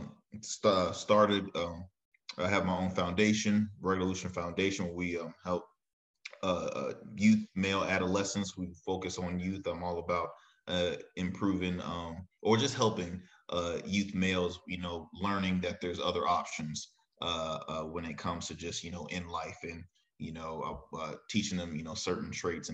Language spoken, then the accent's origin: English; Chesapeake, Virginia, United States; also born or lived in Norfolk / Murfreesboro, North Carolina; Born and raised in Chesapeake, went to school probably all my life in Norfolk